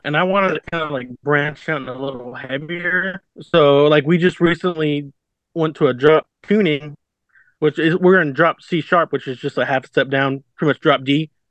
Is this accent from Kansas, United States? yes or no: yes; Abilene, Kansas, United States; also born or lived in Salina, Kansas; I'm from Abilene, which is 20 minutes east of uh, Salina.